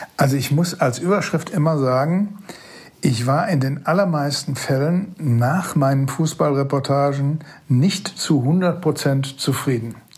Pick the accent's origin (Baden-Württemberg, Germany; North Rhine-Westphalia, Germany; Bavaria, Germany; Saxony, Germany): North Rhine-Westphalia, Germany; Datteln; Ich komme hier aus Datteln, das ist das Venedig des Ruhrgebiets